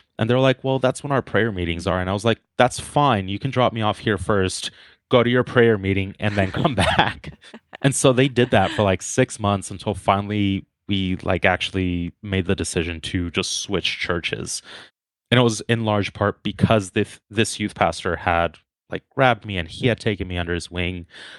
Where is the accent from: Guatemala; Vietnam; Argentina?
Guatemala; born there; So yeah, just to start off, I was born in Guatemala. My parents are both Guatemalan.